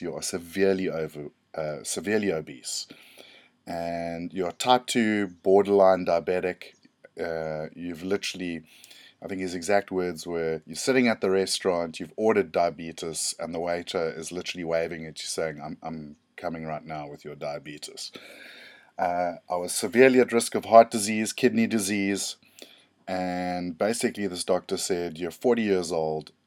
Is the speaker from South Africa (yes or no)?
yes; South Africa; I'm from South Africa